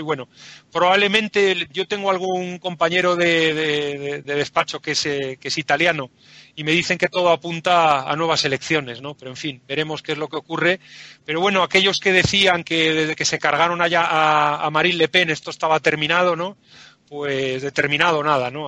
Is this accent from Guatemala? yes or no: no; Spain; nosotros como españoles